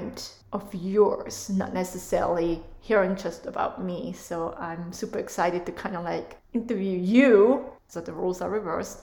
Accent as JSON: {"language": "English", "country": "Switzerland", "second_language": "English", "moved": "as an adult", "lives_now": "United States", "said": "I'm from Switzerland"}